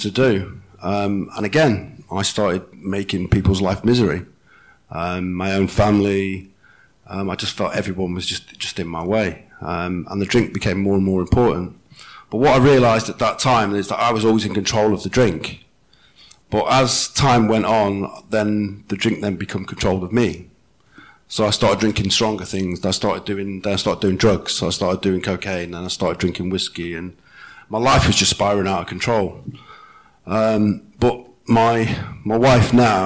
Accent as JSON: {"language": "English", "region": "Wales", "country": "United Kingdom", "said": "I come from Wales"}